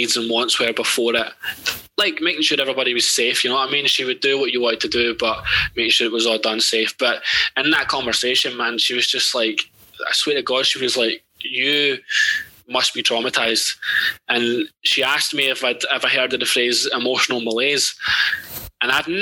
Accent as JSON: {"language": "English", "area": "Ladywell", "region": "London", "country": "United Kingdom", "tie": "born or raised there", "said": "I grew up in Ladywell"}